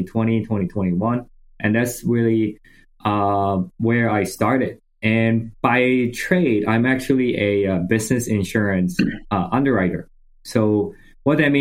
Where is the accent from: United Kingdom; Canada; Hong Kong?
Hong Kong; moved away as an adult; also born or lived in United States; I grew up in Hong Kong. I went to high school, did all that there